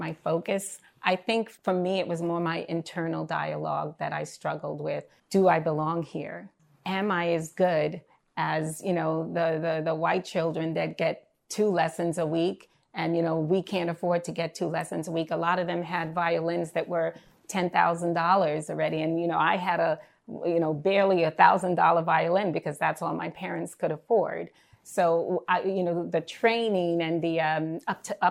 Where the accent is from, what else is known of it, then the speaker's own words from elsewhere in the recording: New York City, New York, United States; I'm from Bed-Stuy.